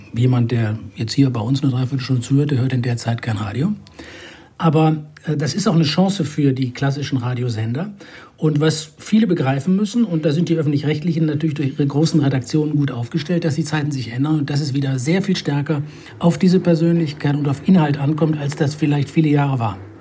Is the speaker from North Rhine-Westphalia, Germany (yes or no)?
yes; Düsseldorf, North Rhine-Westphalia, Germany; moved away; Und in Düsseldorf bin ich geboren. Das ist meine alte Heimat, wo ich leider sehr selten bin